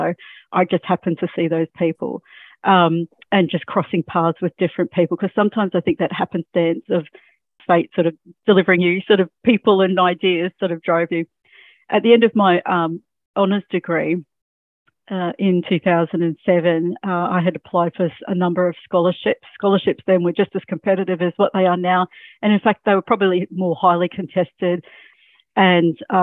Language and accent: English; Mackay, Queensland, Australia; also born or lived in Rockhampton; now in Sunshine Coast, Australia; I actually was born and bred in Mackay